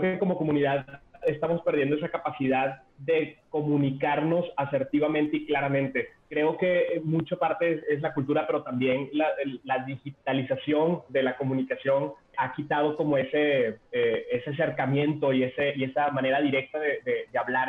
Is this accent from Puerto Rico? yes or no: no; Venezuela; now in Mexico; nací en Venezuela, o sea, yo para los 9, 10 años ya, ya había vivido dos golpes de Estado